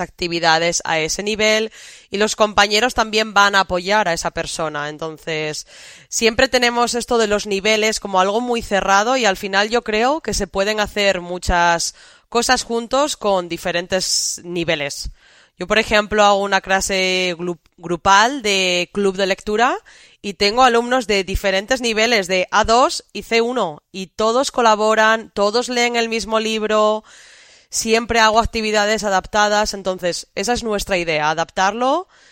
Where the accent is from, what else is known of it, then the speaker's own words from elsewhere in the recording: Valladolid, Castile and León, Spain; Castilla y León, que es mi comunidad, porque yo soy de Valladolid